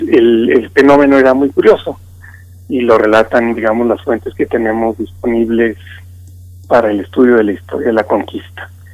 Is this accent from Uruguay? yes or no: no; Mexico; nosotros como mexicanos herederos de este patrimonio cultural gastronómico